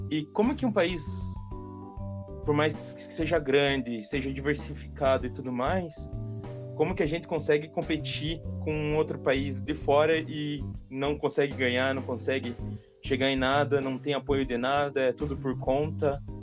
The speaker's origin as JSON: {"language": "Portuguese", "region": "Paraná", "country": "Brazil", "said": "sou aqui do, do Paraná também, coincidentemente."}